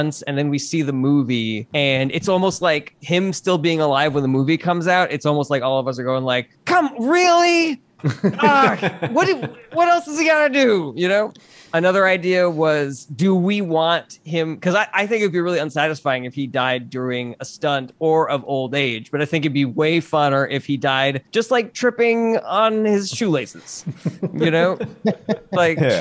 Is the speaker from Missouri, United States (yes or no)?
no; Los Angeles, California, United States; growing up in Los Angeles in the 90s